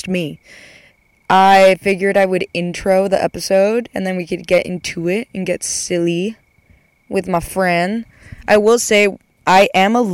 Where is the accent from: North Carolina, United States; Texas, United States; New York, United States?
Texas, United States; moved away; I'm going back home for a little bit